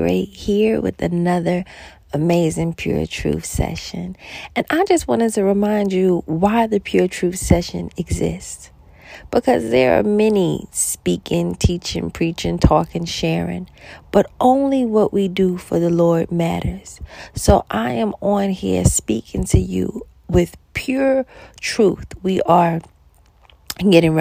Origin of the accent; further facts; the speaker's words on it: New York, United States; I'm from New York